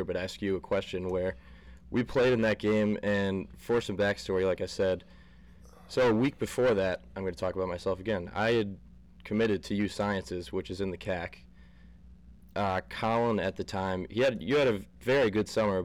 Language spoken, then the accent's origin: English; Scranton, Pennsylvania, United States; I'm from Scranton